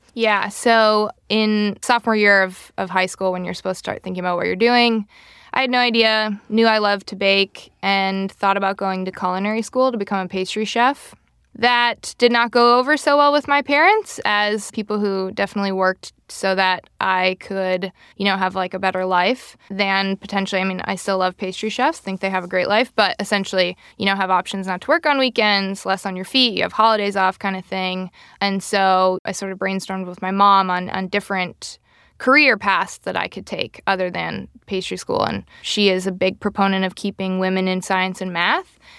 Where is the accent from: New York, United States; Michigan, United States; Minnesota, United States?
Minnesota, United States; Rochester; I grew up in Minnesota, Rochester, Minnesota